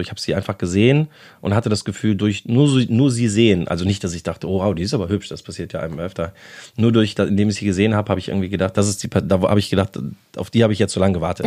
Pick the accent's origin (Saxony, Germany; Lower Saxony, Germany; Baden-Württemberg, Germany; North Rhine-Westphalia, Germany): North Rhine-Westphalia, Germany; Bonn; moved away as an adult; now in Berlin, Germany; Ich komme aus Bonn ursprünglich, wohne aber jetzt seit 17 Jahren ja, es sind doch schon jetzt fast 17 Jahre in Berlin